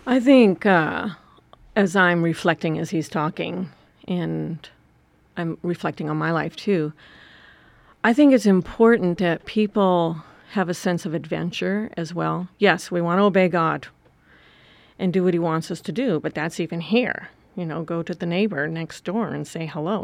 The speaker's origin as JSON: {"language": "English", "region": "Wisconsin", "country": "United States", "tie": "born or raised there", "moved": "yes", "said": "I grew up in Wisconsin on a farm"}